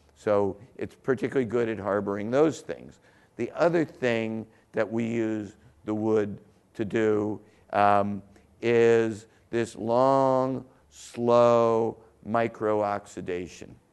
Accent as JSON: {"language": "English", "region": "Southern Ohio", "country": "United States", "tie": "born or raised there", "said": "I grew up in Southern Ohio, right across the border"}